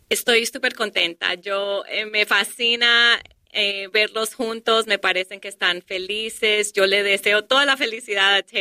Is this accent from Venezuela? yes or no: no; Colombia; now in Detroit, United States; cuando nosotros llegamos a este país de Colombia, vivimos en Detroit